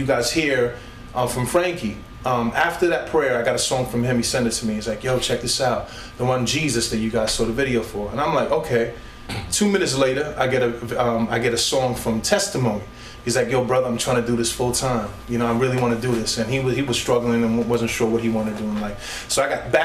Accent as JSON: {"language": "English", "town": "New York City", "region": "New York", "country": "United States", "tie": "born or raised there", "moved": "as an adult", "lives_now": "Allentown, United States", "said": "Native New Yorker from Brooklyn, New York, you know, grew up and born and raised in Brooklyn."}